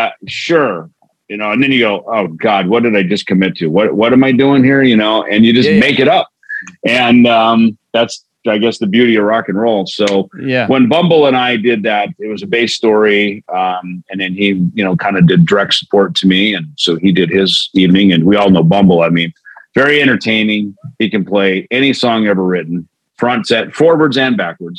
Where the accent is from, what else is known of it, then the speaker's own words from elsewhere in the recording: Minnesota, United States; growing up in Minnesota on the farm